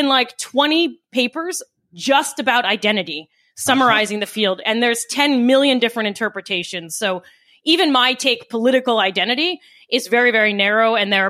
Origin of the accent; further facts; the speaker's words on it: New York, United States; I'm non-binary, I'm a Democrat, I'm a New Yorker